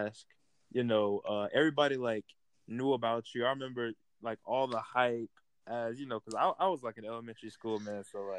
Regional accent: Folkston, Georgia, United States; me, I'm from Folkestone, Georgia

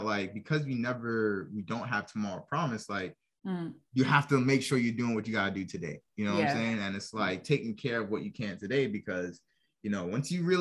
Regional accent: New York, United States; now in Norfolk, United States; We're from New York, but right now we're located in Norfolk, Virginia.

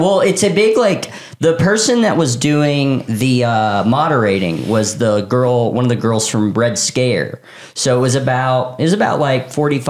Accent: Tennessee, United States; we're from Tennessee.

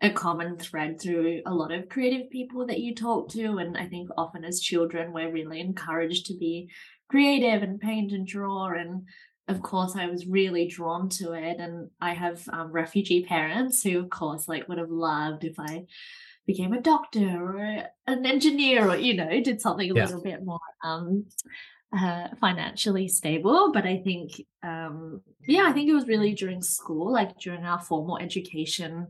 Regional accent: Australia; now in Amsterdam, Netherlands; I'm originally from Australia. And now I live here in Amsterdam in the Netherlands

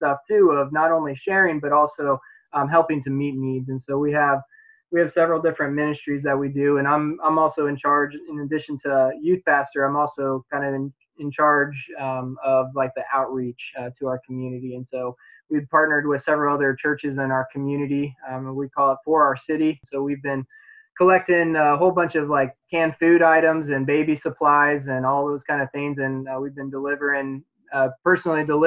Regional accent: Colorado, United States; moved away as an adult; also born or lived in Kansas City; now in Hagerstown, United States; I grew up in Colorado originally

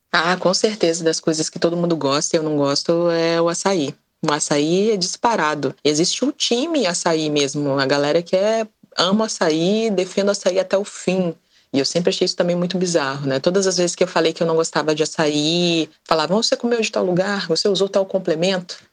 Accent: Espírito Santo, Brazil; eu sou do Espírito Santo

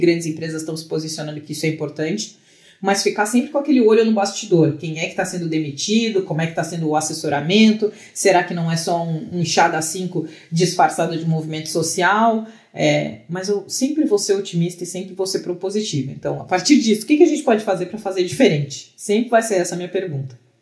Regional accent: Pelotas, Rio Grande do Sul, Brazil; moved away; Eu sou de Pelotas, no Rio Grande do Sul, onde eu estou passando a quarentena

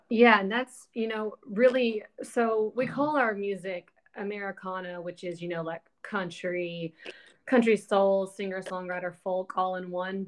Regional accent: Alabama, United States; moved away as an adult; now in Nashville, United States; I moved to Nashville when I was 19 from Alabama

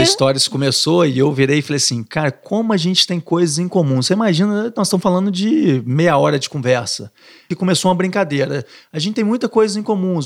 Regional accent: Minas Gerais, Brazil; moved away as an adult; also born or lived in Niterói; now in Rio de Janeiro, Brazil; Um mineiro do interior vindo para uma cidade grande, com medo, com insegurança

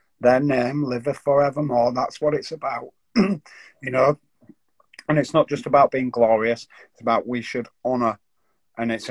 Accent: Yorkshire and the Humber, United Kingdom; as a Yorkshireman

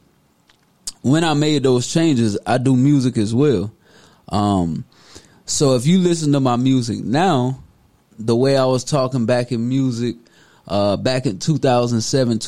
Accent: Deep South, United States; I'm born and raised in the South, the Deep South

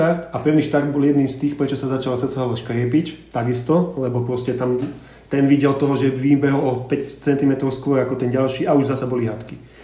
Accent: Žilina Region, Slovakia; ja som vlastne zo Škerdy

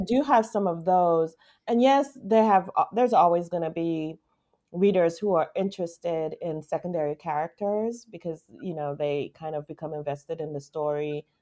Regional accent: U.S. Virgin Islands; I'm from the Virgin Islands, Saint Thomas

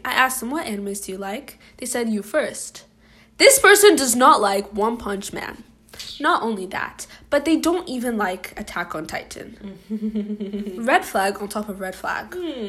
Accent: Ireland; because I'm an Irish gal.

